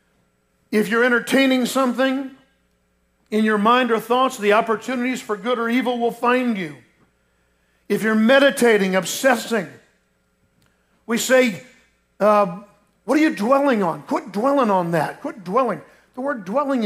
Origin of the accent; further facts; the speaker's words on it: Lake Mary, Florida, United States; growing up in Lake Mary, Florida, down near Orlando